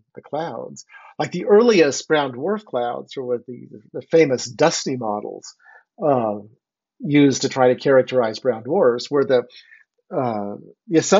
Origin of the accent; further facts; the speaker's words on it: Phoenix, Arizona, United States; moved away; I was originally from Arizona, and I grew up in Phoenix.